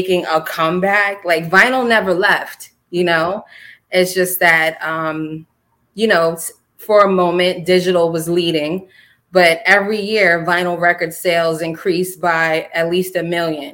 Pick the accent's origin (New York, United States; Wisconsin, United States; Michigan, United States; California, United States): New York, United States; Mount Vernon; I love Mount Vernon. That's my hometown. I was born and raised there.